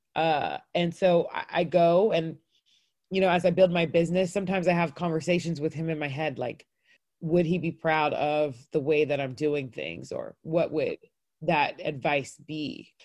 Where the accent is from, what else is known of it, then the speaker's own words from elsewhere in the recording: North Cobb, Georgia, United States; I grew up in North Cobb. We were the only black family in the neighborhood